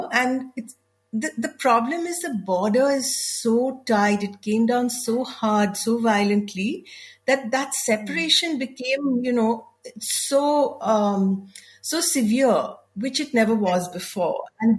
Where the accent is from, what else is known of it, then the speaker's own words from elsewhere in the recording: South India, India; also born or lived in Mumbai; she married my dad, was a South Indian, and so I grew up in the South and lived a lot of time in Bombay and did not really have much connection with being Sindhi.